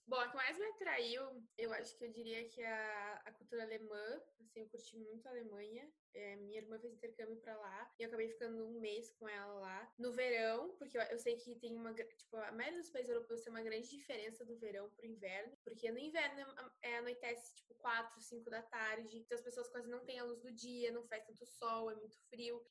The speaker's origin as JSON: {"language": "Portuguese", "country": "Brazil", "said": "Eu sou brasileira"}